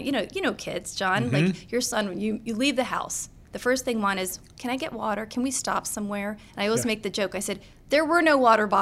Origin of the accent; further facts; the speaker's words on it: Annandale, Virginia, United States; also born or lived in Philadelphia, Pennsylvania / Boston, Massachusetts; Nope. I grew up in Virginia. I grew up in Annandale.